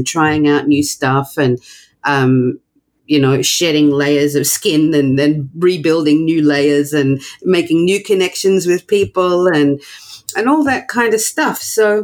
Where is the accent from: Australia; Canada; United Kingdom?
Australia; now in New York, United States; I'm not American. I'm from Australia, but I live in New York